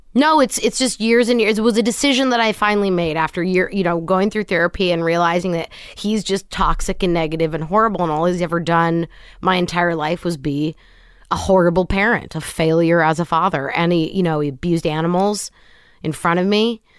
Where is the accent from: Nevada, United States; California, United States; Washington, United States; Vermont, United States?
Washington, United States; Kent; moved away as an adult; also born or lived in Los Angeles; raised Kent, Washington, suburb of Seattle